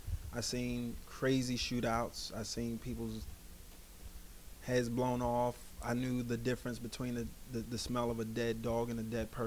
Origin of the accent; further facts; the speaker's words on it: New York City, New York, United States; I'm from Bushwick, born and raised.